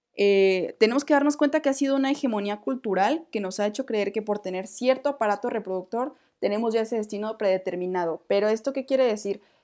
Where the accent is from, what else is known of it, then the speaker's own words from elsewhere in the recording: Mexico; como mexicana, como mujer